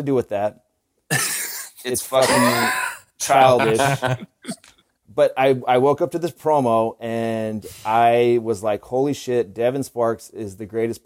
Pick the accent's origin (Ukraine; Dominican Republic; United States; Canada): United States; Ramona, California; I'm from Ramona, California.